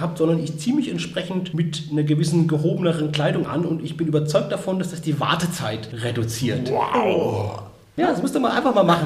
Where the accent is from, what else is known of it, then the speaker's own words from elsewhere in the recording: Würzburg, Bavaria, Germany; wo ich herkomme aus Würzburg